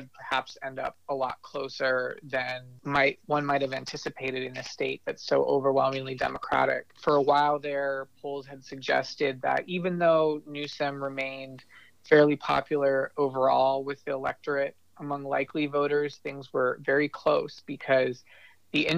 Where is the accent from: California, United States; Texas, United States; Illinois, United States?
California, United States; Bay Area; now in Sacramento, United States; I grew up in the Bay Area myself